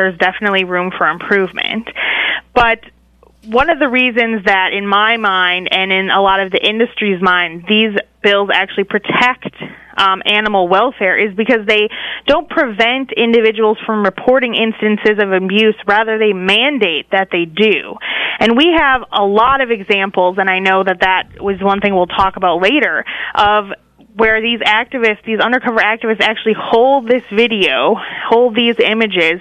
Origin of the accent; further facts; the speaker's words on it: Wisconsin, United States; moved away as an adult; now in Washington, D.C., United States; I grew up in Wisconsin, but I came out here to D.C. for college